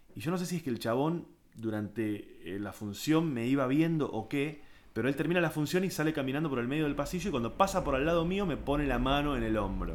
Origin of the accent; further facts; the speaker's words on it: San Isidro, Buenos Aires Province, Argentina; yo me crié en San Isidro, rugby, eh, colegio de eh, doble escolaridad, inglés, zona norte